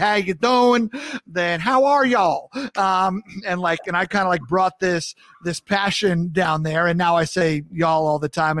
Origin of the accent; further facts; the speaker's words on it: Long Island, New York, United States; accent: New York; moved away as an adult; also born or lived in the South / Atlanta / North Carolina; now in Minnesota, United States; I grew up on Long Island in New York.